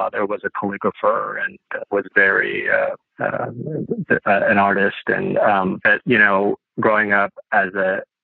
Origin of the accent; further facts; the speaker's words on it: Chicago, Midwest, United States; also born or lived in Indiana; we grew up in the Midwest